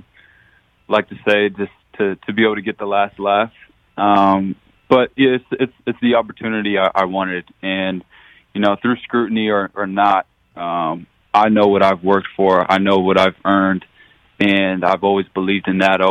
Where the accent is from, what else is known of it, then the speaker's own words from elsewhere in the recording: Arizona, United States; moved away as an adult; now in Jacksonville, United States; bringing me to Arizona, got to play for my hometown team